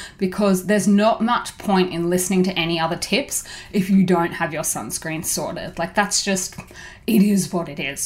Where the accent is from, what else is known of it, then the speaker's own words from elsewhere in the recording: Brisbane, Queensland, Australia; moved away as an adult; now in Korea; I actually lived in a part of Brisbane, which is my hometown